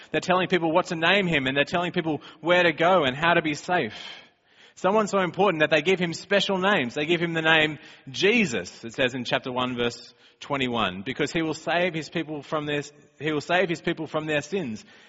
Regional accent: Australia; moved away; we're from Australia

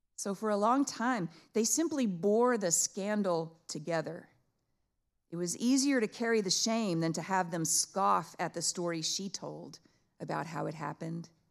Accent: Abilene, Texas, United States; Dad waited with my mom's parents in that Abilene labor and delivery waiting room. And I was born on Saturday morning

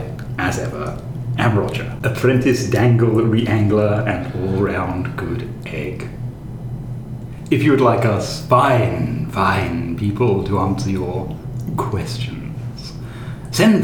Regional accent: China; English is a second language; moved away as an adult; now in United Kingdom; my mother country

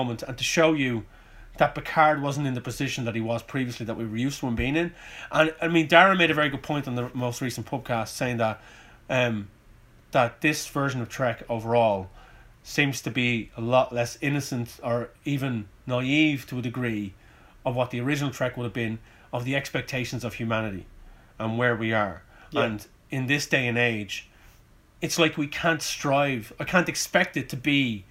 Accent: Ireland; we're Irish, so we punctuate everything with a fuck and a bollocks and a cunt

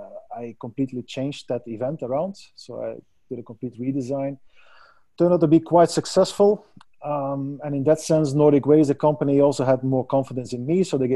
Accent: Belgium; Well, you know, I come from Belgium.

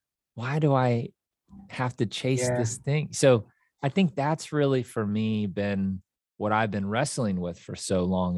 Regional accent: Kansas City, Missouri, United States; moved away as an adult; now in Nashville, United States; So I grew up in Kansas City, Missouri, and in Kansas City, there is no accent. It is very straight. And I moved to Nashville in 2007, and my goal was to walk away with an accent.

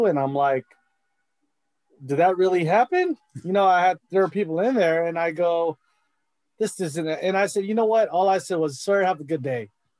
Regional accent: United States; as a Filipino American

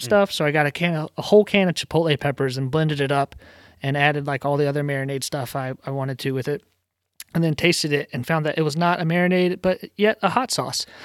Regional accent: Virginia, United States; moved away as an adult; now in Rhode Island, United States; I'm from Virginia originally

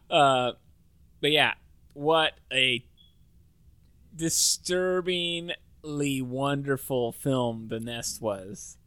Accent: Salem, Oregon, United States; also born or lived in Silverton, Oregon; We're from Salem, Oregon.

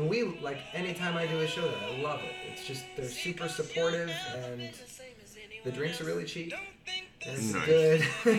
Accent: Cleveland, Ohio, United States; moved away; I'm from Cleveland

